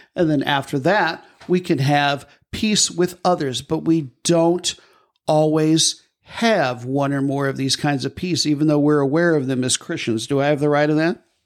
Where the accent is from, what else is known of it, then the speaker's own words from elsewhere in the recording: Midwest, United States; now in Southern United States, United States; I'm from the Midwest